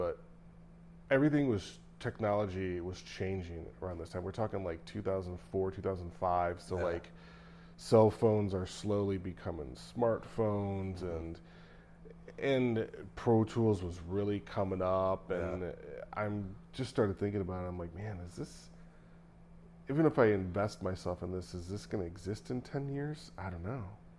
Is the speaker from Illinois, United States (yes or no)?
yes; Naperville, Illinois, United States; also born or lived in Florida; growing up in, you know, in Naperville